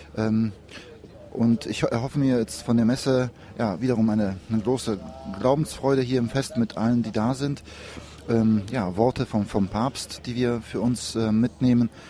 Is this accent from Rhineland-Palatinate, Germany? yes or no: no; Cologne, North Rhine-Westphalia, Germany; wir kommen ja aus Köln